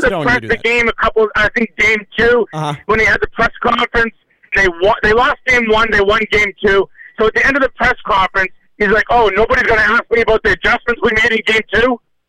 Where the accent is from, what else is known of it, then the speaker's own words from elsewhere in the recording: Boston, Massachusetts, United States; So, yeah, I live in Gardens now, but I'm actually from Boston.